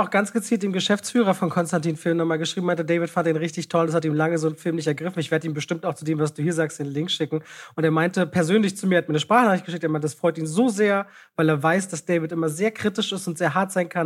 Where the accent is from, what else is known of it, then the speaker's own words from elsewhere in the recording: Berlin, Germany; Ich bin ja in Friedrichshain groß geworden